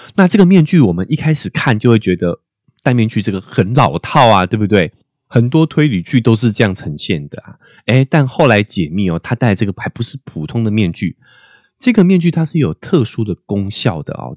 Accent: Taiwan; 我们台湾人的头发也普遍是直发居多

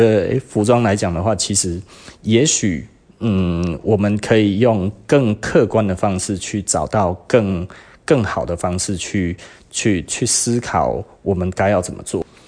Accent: Taiwan; 我我们其实台湾人大概就是少了那一些，

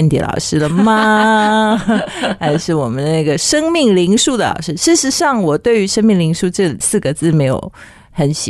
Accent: China; 其实就是跟我们中国人讲的易经卜卦算命有点像嘛

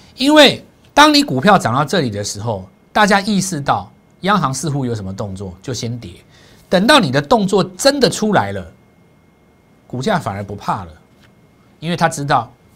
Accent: Taiwan; 对我们台湾人来讲的话

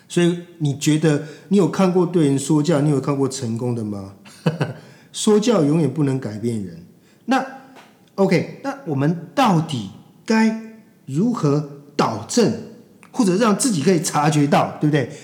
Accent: Taiwan; 我们这一代台湾的这个三四十岁的中年人

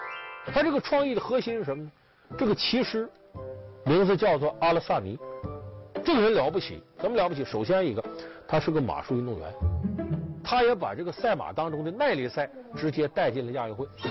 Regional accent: China; 咱们说咱们是中国人，不是卡塔尔人

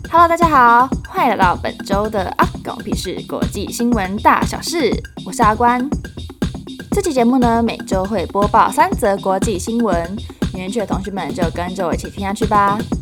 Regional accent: Taiwan; 我们台湾人

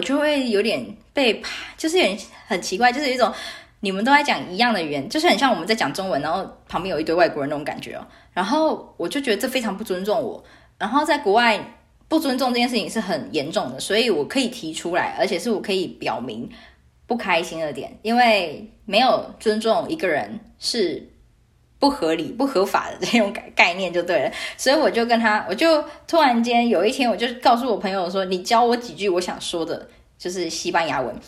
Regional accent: Taiwan; moved away as an adult; also born or lived in Australia / Canada; 然后问我来自哪里，我就说台湾

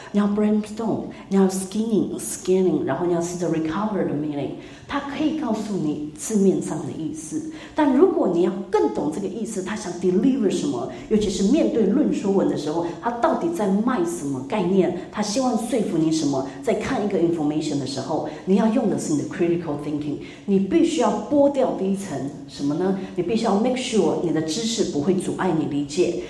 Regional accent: Taiwan; 像我会说，我们原住民要加油

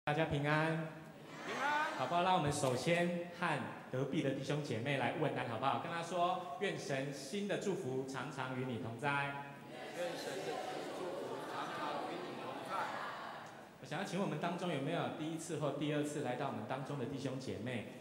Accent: Taiwan; 我们都是台湾人

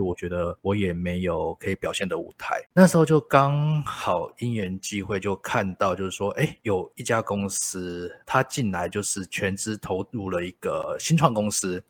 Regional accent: Kaohsiung, Taiwan; 我本身是高雄人

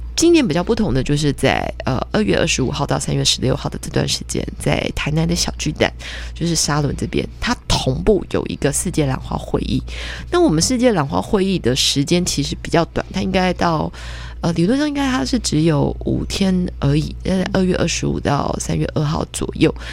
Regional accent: Taiwan; 我们台湾人

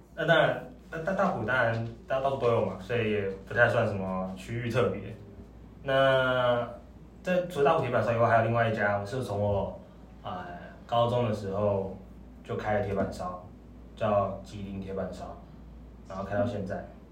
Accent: Taipei, Taiwan; also born or lived in Xinwu, Taoyuan; 那我从小就住在，呃，台北市中山区这边

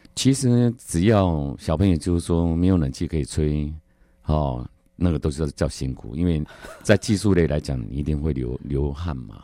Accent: Taiwan; 我们台湾人

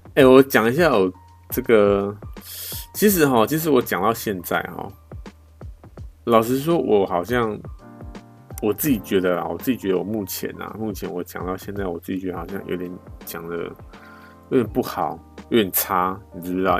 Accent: Taiwan; 我们台湾人

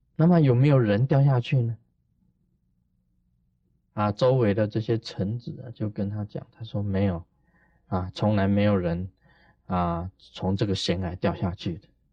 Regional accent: Taiwan; 我们台湾人讲的

